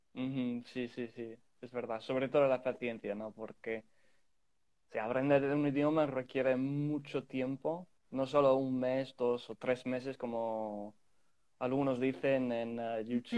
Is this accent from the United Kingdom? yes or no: yes; England, United Kingdom; Spanish is a second language; soy inglés, pero ah, hablo, bueno, cinco o seis idiomas